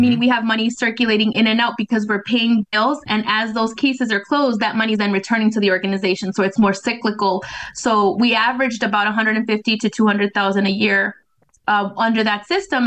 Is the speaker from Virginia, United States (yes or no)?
no; Bay Area, California, United States; moved away as an adult; now in Minnesota, United States; I'm originally from the Bay Area, mm-hmm. from California